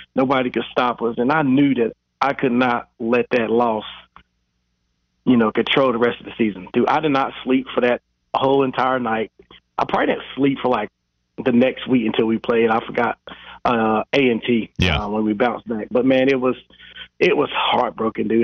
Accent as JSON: {"language": "English", "town": "Charlotte", "region": "North Carolina", "country": "United States", "tie": "born or raised there", "said": "We're back in Charlotte"}